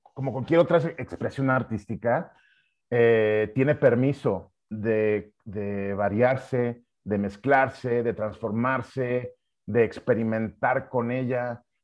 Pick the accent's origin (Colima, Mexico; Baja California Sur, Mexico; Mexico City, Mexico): Mexico City, Mexico; also born or lived in United States; somos los, capitalinos